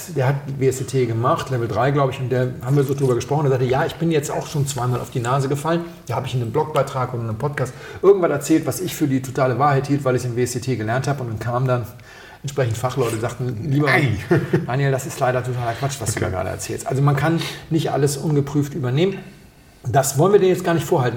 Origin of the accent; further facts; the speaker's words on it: Hamburg, Germany; moved away; an meine Heimatstadt erinnert. In Hamburg